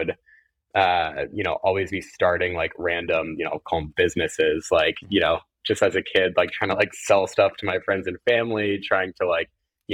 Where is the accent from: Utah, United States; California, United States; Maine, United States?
California, United States; moved away as an adult; also born or lived in Ohio; now in New York, United States; I grew up in California, actually, not too, not too far from where you are in LA.